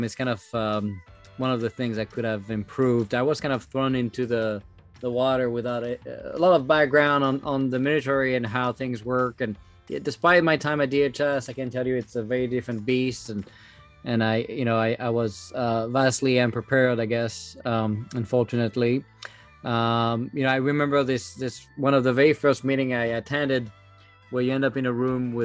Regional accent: France; English is a second language; moved away as an adult; now in United States; I started back in France, as you can tell with my accent.

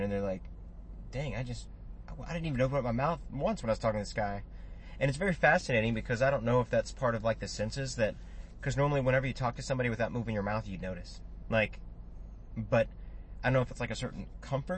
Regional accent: United States; we're recording this here in America, and we're from America

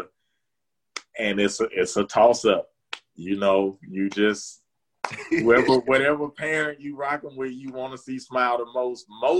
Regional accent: Opelika, Alabama, United States; I was born in Opelika, Alabama, which is right next door. Like, it's the neighboring city to Auburn.

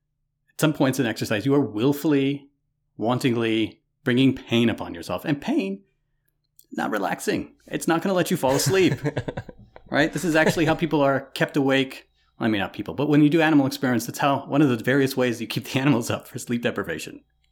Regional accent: Louisiana, United States; moved away; I'm not used to living in the tundra. I didn't come from the tundra. I moved to Ohio from Louisiana.

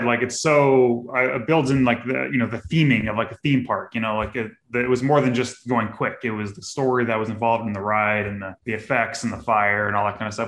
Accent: Florida, United States; also born or lived in Houston, Texas; I grew up here in Florida

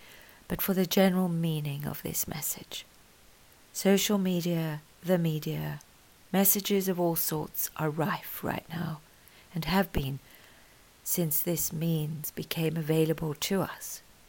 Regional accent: South Africa; I am proudly South African. I am also proudly British. And I gave birth to two beautiful human beings in Australia.

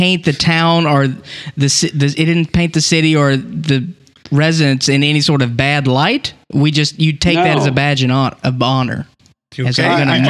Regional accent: the South, United States; now in California, United States; I'm from the South and then I move out here to California

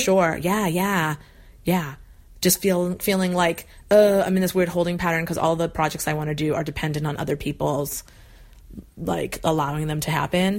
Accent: New England, United States; moved away as an adult; also born or lived in Arizona; I moved from New England where I'd lived my whole life to Arizona

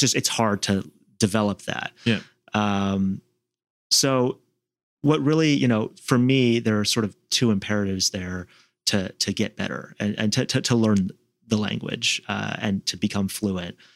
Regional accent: Seattle, Washington, United States; now in Washington, D.C., United States; in Seattle growing up

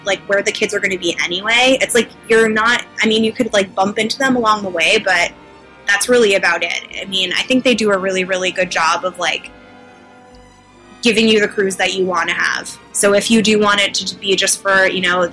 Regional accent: New York, United States; I come from New York

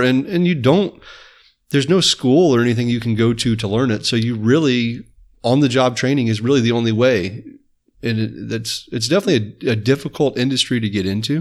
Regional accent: Apopka, Florida, United States; I grew up in Apopka.

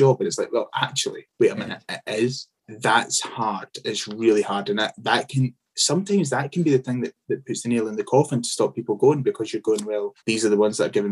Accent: Scotland, United Kingdom; as Scottish people

